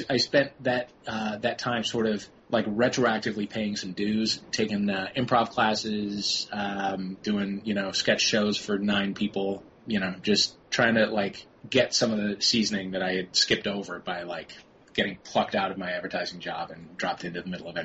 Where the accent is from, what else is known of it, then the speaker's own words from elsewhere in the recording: St. Louis, Missouri, United States; moved away; also born or lived in New York; I was born in New York, and raised in St. Louis with my brothers